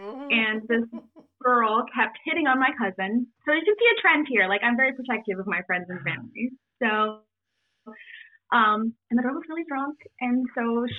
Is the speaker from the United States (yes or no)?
yes; Galloway, Ohio, United States; So I grew up in Galloway, Ohio, in the Hole in the Wall